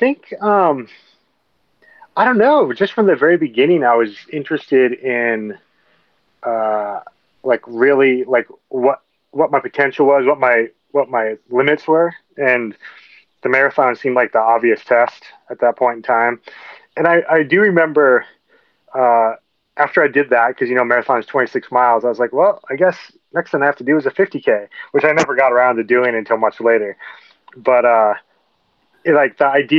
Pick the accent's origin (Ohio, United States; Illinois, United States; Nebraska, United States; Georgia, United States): Nebraska, United States; moved away as an adult; also born or lived in Oregon / Montana; now in Colorado, United States; I grew up in Nebraska, just the next state over from Colorado, on a really small, on a farm outside of a town of 300 people.